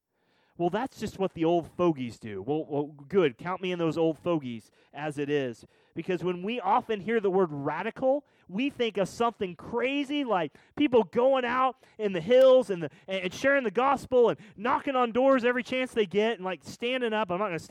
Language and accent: English; Missouri, United States; You know, I'm from Missouri. I played football. I like cars.